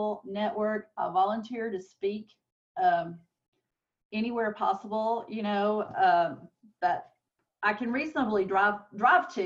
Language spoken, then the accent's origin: English; Alabama, United States; now in Texas, United States; I'm originally from Alabama, even though I've been in Texas like 29 years now